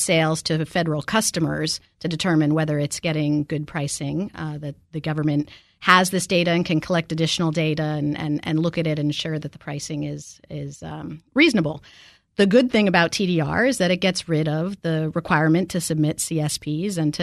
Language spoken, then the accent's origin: English; Maine, United States; we're both from Maine